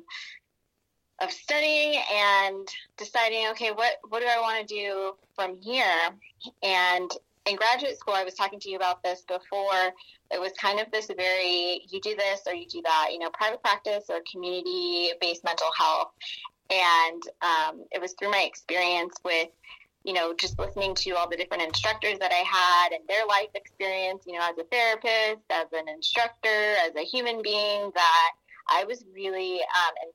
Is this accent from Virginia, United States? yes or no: no; Northern California, United States; also born or lived in Sacramento; I was born and raised in Northern California, so I'm here in Stockton